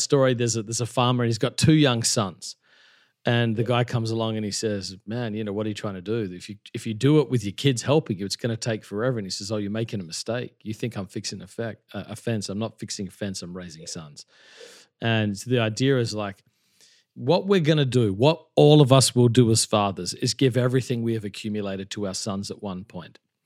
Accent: Australia; moved away as an adult; also born or lived in Melbourne, Australia / Perth, Western Australia / Adelaide, South Australia; now in New York City, United States; I grew up in Australia. I was born in Melbourne, which has the best coffee in the world. Great place, great place. Then I lived from 2 to 10 in a place called Armidale in Perth, Western Australia, and then 10 to 20 in Adelaide.

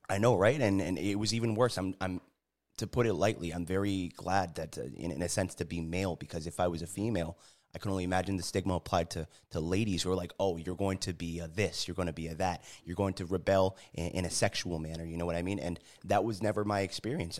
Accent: New Haven, Connecticut, United States; moved away as an adult; also born or lived in San Diego, California; growing up in New Haven, uh, joined the military

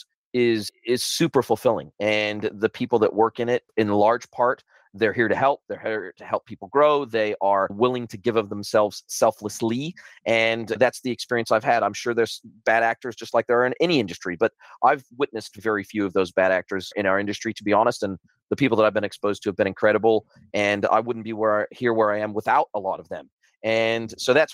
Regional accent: Southern California, United States; now in New Zealand; I'm originally from Southern California, born and raised in Southern California, been in New Zealand for the last 25 years.

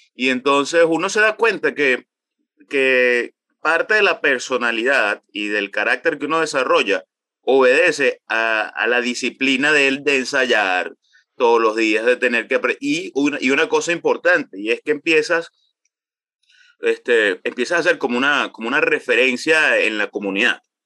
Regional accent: Calabozo, Guárico, Venezuela; also born or lived in Maracay; Nací en Maracay, sin embargo me crié en los llanos venezolanos, me crié en el estado Guárico, específicamente en Calabozo

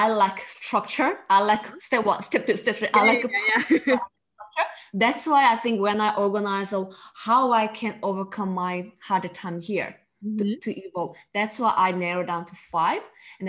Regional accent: South Korea; English is a second language; now in Australia; Because before Korea, I think maybe if you go Korea, used to Korea culture, fast. Everything is fast, quick, and very competitive.

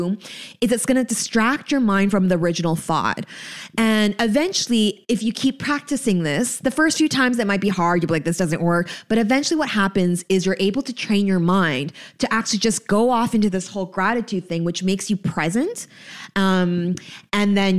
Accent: Canada; moved away; I'm a Canadian

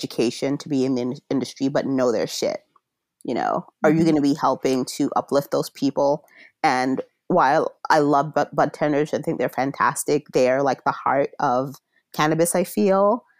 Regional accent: Jamaica; just coming from being Jamaican, having a granduncle who's a Rastafarian, you know, my mom used to make tinctures and topicals and such from cannabis.

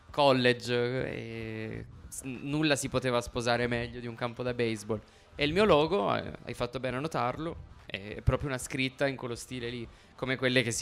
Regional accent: Turin, Piedmont, Italy; Sono di Torino e sono di zona Borgo Vittoria, che è vicino Madonna di Campagna, non lontano dallo stadio della Juve.

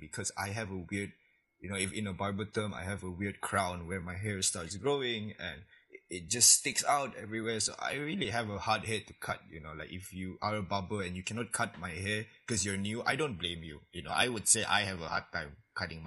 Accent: Labuan, Malaysia; I'm from Labuan

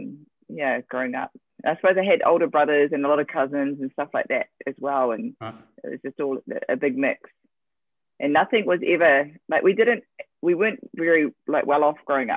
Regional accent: New Zealand; I'm from New Zealand, and my mum is Māori, which is the indigenous people from New Zealand

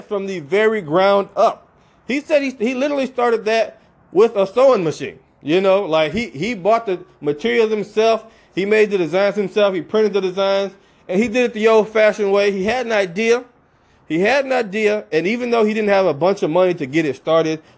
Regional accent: Alabama, United States; he's from the South like I am. I'm originally from Alabama

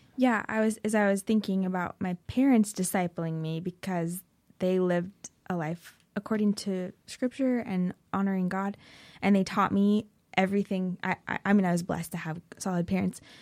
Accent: Oregon, United States; I grew up in Oregon, um, so born and raised

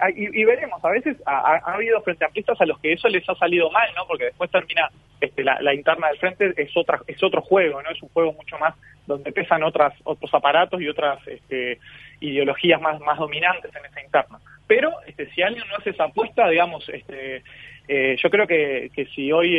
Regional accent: Canelones, Uruguay; yo como canario orgulloso

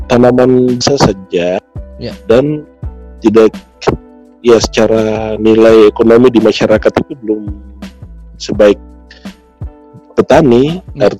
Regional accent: Highland Papua, Indonesia; first language Lani; Indonesian is a second language; bahasa daerah semua, bahasa oh. daerah saya terutama itu bahasa Lani.

